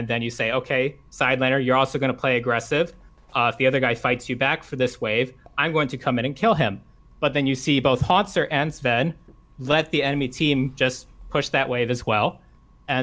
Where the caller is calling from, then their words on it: Rockville, Maryland, United States; I'm calling from Rockville, Maryland.